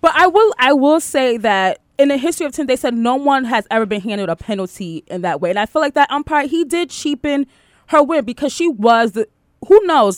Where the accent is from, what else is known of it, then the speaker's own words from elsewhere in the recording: New York City, New York, United States; I'm from Queens